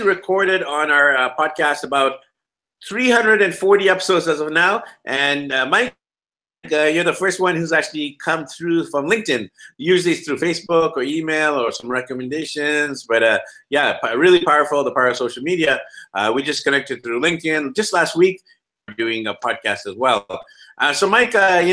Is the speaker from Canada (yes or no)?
yes; Vancouver, British Columbia, Canada; I'm actually from Vancouver, BC, Canada, and we're known for not having the best winters either